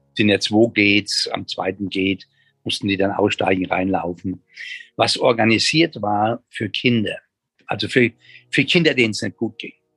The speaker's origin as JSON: {"language": "German", "country": "Germany"}